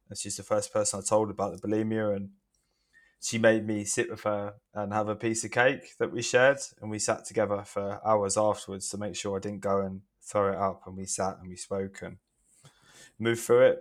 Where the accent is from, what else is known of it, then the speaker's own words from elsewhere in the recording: Hastings, South East England, United Kingdom; now in London, United Kingdom; I am from Hastings in the southeast of England, but I currently live in London